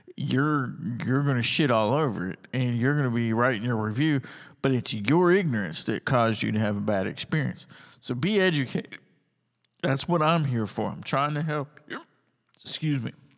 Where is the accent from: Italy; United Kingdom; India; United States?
United States; also born or lived in Tuscaloosa County, Alabama; I'm an American and I love America